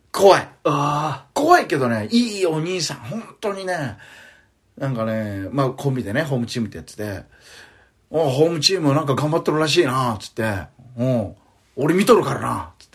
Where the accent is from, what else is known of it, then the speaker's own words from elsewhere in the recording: Okinawa, Japan; accent: Okinawan; moved away as an adult; also born or lived in Tokyo; あ僕沖縄なんですけどね